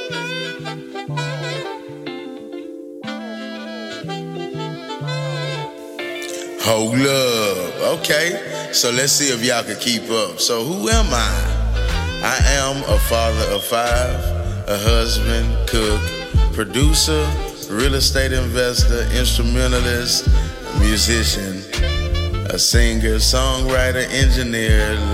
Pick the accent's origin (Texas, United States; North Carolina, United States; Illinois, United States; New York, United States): Texas, United States; Houston; I'm born and raised in Houston, Texas